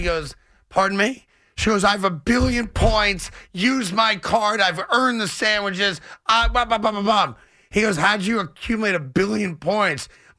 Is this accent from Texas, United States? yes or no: no; New York, United States; as a New Yorker who appreciates a really good sub.